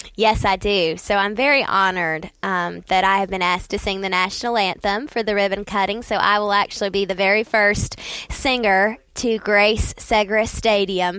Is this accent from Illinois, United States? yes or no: no; Saint Pauls, North Carolina, United States; I grew up in Saint Paul's, which is just, you know, thirty minutes down the road from Fayetteville and Fort Bragg